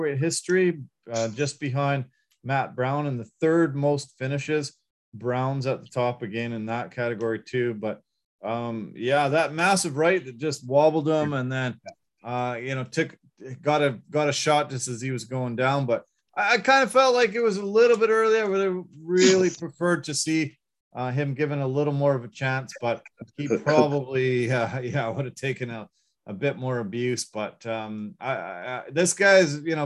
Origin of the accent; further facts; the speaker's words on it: Canada; we're Canadian